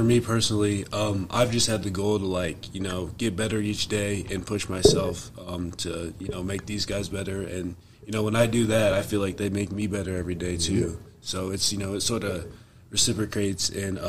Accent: Fort Wayne, Indiana, United States; I am from Fort Wayne, Indiana. Fort Wayne. I went to Leo High School.

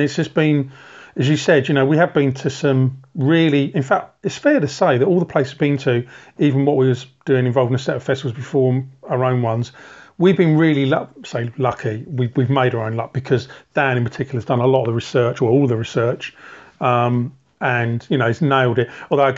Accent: United Kingdom; And as a Brit, I just didn't want, it sounds odd, I didn't want to go to a bar that was going to be full of Brits.

